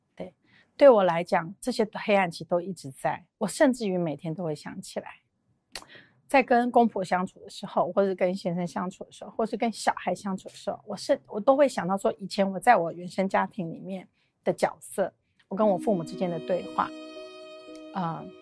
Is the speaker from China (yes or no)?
no; Taiwan; 我们台湾人